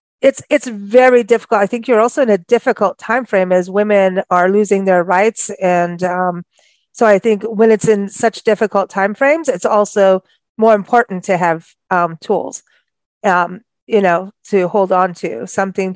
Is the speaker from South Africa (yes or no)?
yes; South Africa; moved away; I grew up in South Africa